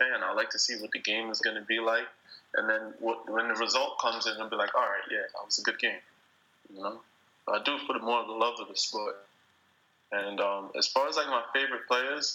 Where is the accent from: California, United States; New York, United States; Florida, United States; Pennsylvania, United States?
New York, United States; New York City; also born or lived in Spain; I'm from New York